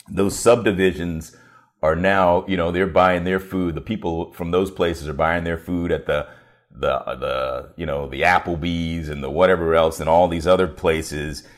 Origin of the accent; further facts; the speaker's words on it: Washington, District of Columbia, United States; also born or lived in York County, Virginia; I grew up in Washington, D C.